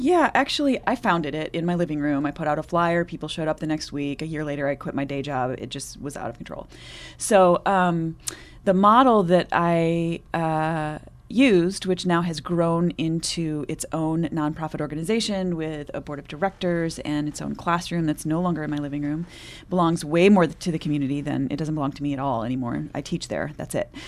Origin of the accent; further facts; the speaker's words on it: Michigan, United States; My background is that I grew up in Michigan, so I am a Midwesterner.